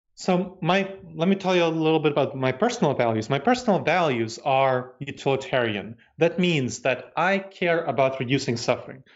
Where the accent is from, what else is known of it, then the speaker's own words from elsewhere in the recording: New York City, New York, United States; moved away; also born or lived in Moldova / Massachusetts, United States / North Carolina, United States / Ohio, United States; I grew up in New York City, and that was kind of my home.